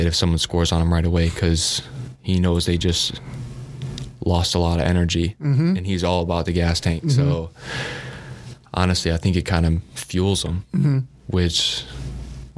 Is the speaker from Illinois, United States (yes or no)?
yes; Tinley Park, Illinois, United States; moved away as an adult; now in Lincoln, United States; I love my hometown, Tinley Park